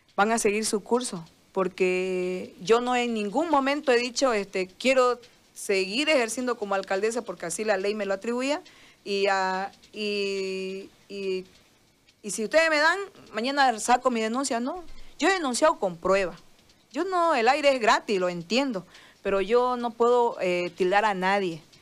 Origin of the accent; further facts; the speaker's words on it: Bolivia; yo soy boliviana primero, este es mi país